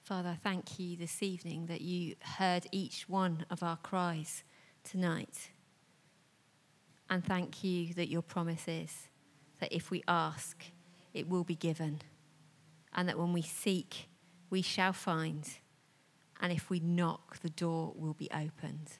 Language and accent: English; United Kingdom; we're very British